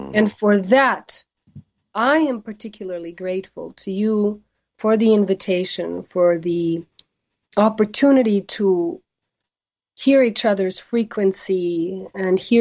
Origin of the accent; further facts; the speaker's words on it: United States; I'm an American and I'm a proud American.